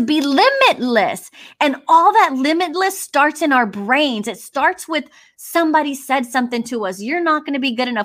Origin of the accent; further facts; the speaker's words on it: Houston, Texas, United States; I'm Mexican American from Southwest Houston.